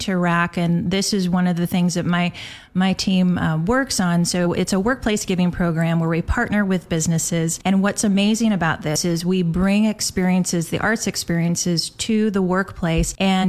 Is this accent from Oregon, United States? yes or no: yes; Portland, Oregon, United States; I grew up in Portland